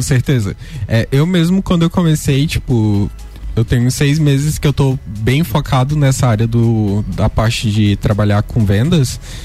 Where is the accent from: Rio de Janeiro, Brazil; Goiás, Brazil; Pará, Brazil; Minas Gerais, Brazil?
Pará, Brazil; northern; moved away as an adult; now in Lages, Brazil; eu vim lá do norte do Pará. E, tipo, atravessei o Brasil inteiro pra fazer uma faculdade